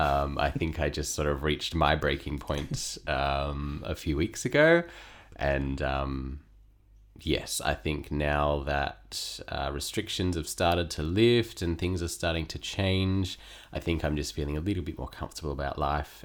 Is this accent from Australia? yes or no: yes; Perth, Western Australia, Australia; moved away as an adult; now in Sydney, Australia; I was born and raised in Western Australia